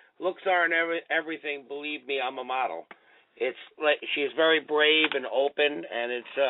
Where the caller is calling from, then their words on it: New York, United States; I'm calling from New York in Rockland County. … you know me as … on Twitter.